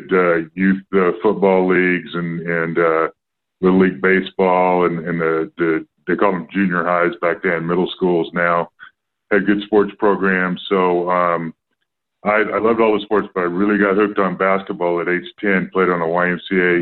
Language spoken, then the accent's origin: English; Houston, Texas, United States; moved away as an adult; now in Florida, United States; Houston was a great place to grow up